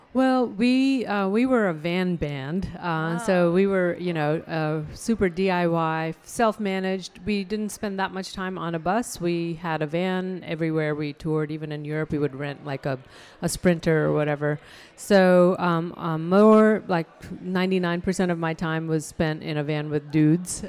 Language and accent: English; Chandigarh, India; now in Raleigh, United States; the hometown that I grew up in in India is uh, Chandigarh